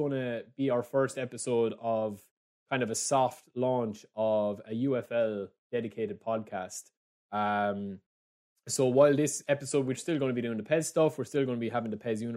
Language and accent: English; Ireland; because I'm Irish.